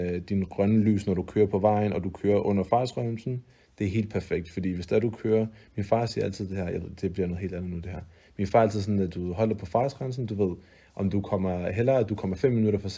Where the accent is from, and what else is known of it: Denmark